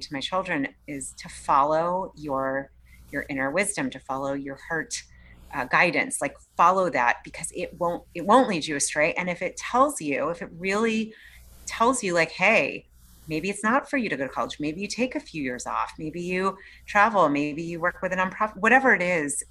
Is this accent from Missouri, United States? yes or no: no; Boston, Massachusetts, United States; I grew up in the East Coast in Boston and outside of Boston